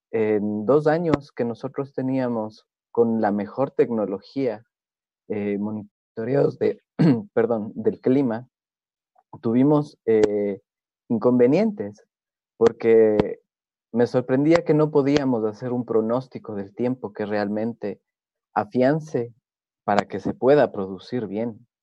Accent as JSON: {"language": "Spanish", "country": "Ecuador", "said": "Yo soy de Ecuador, soy de una zona donde"}